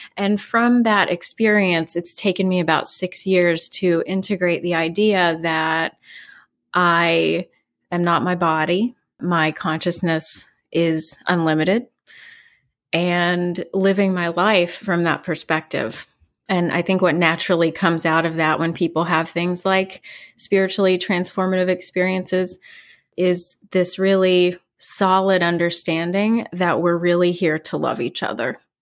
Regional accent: West Virginia, United States; moved away as an adult; now in New York City, United States; I'm originally from West Virginia

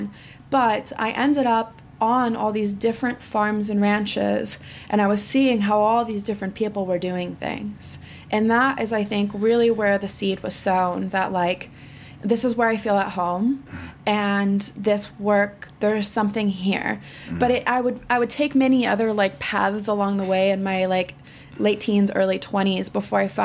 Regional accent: Occidental, California, United States; I grew up in Western Sonoma County, which is in Northern California, in a little town called Occidental

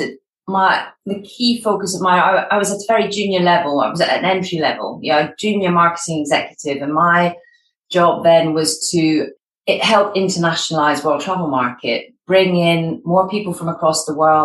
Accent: Scotland, United Kingdom; accent: Scottish; you might have gathered from my accent that I'm Scottish. So I was born in Scotland

